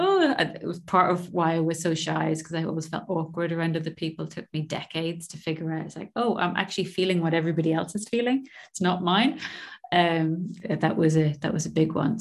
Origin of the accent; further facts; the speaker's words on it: Ireland; I grew up in Ireland, so it close to the border with Northern Ireland, so in between Dublin and Belfast on the East Coast.